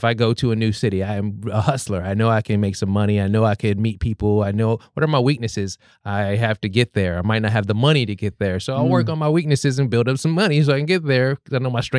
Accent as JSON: {"language": "English", "town": "Los Angeles", "region": "California", "country": "United States", "moved": "yes", "lives_now": "Portland, United States", "said": "I'm from Los Angeles originally, and I took a risk coming up here"}